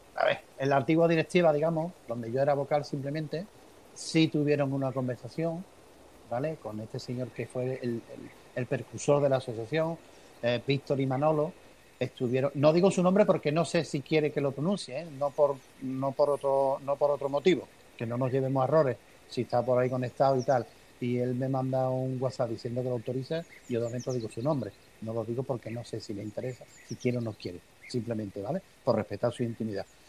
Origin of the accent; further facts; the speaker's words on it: Andalusia, Spain; soy andaluz